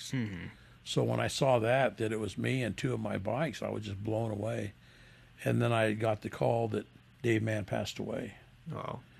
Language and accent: English; Las Vegas, Nevada, United States; He's from New York. I'm from the I'm from Vegas, and there's a storyline.